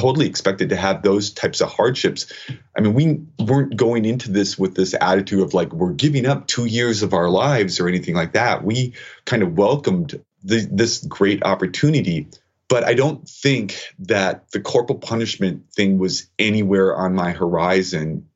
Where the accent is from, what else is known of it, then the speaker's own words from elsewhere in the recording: United States; as an American citizen